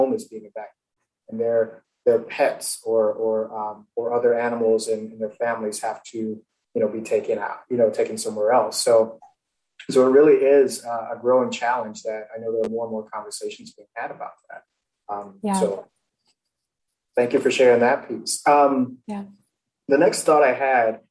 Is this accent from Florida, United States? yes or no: yes; Florida, United States; moved away; also born or lived in Nebraska; I'm originally from Florida